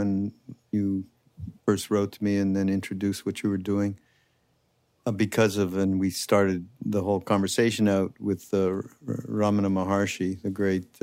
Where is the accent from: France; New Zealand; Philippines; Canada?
Canada; now in United States; I'm from Canada originally, so it's a little different for me, just because I grew up in such a monolithic kind of a thing